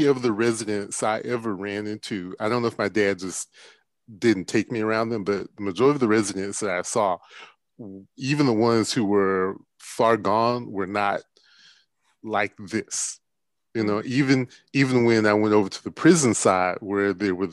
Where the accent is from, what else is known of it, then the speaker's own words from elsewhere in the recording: Milledgeville, Georgia, United States; I grew up in Millersville, Georgia, and when I was growing up, Central State Hospital, which was one of the state mental institutions, was there.